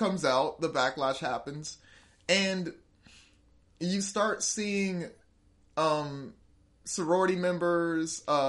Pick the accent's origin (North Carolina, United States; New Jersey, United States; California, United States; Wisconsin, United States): New Jersey, United States; Yeah, I'm from New Jersey, Like, now that I'm in the South, I can say it all I want